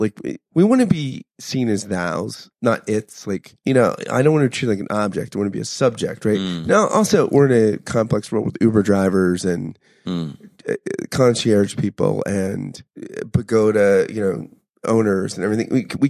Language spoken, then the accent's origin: English; United States; I feel like I'm so American